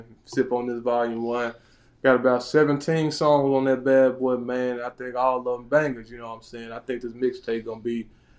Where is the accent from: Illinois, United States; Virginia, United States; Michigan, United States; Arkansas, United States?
Arkansas, United States; Little Rock; I'm from Little Rock, Arkansas, Rocktown's finest, baby.